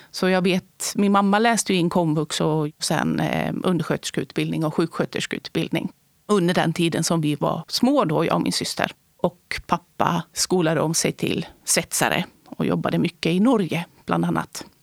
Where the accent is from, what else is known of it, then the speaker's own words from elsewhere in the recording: Borås, Västra Götaland, Sweden; i Borås på 70-talet i Västra Götaland. Har finskt ursprung.